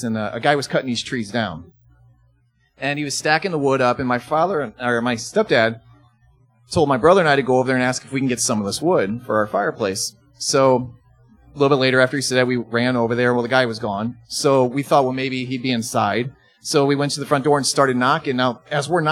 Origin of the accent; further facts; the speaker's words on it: Belleville, Illinois, United States; I grew up in Belleville, so it's about 40 minutes from here